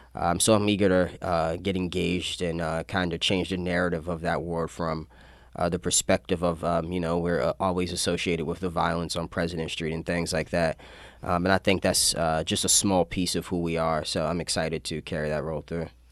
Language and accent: English; Annapolis, Maryland, United States; also born or lived in Severna Park, Maryland / Baltimore, Maryland; Yeah, so I lived in Annapolis for about 11 years. Uh, prior to, I lived in Severna Park, Baltimore. Uh, but we kind of made this home uh, once I started middle school